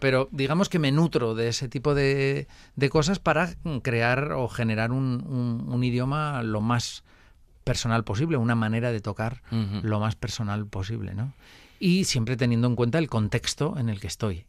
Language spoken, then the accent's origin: Spanish; Vitoria, Basque Country, Spain; yo soy de Vitoria y en Vitoria no es que haya mucho flamenco